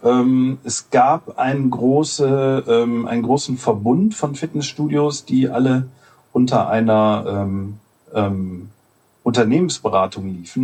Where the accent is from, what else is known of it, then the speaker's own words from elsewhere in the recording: Solingen, North Rhine-Westphalia, Germany; in meiner Heimatstadt Solingen, das liegt zwischen Düsseldorf und Köln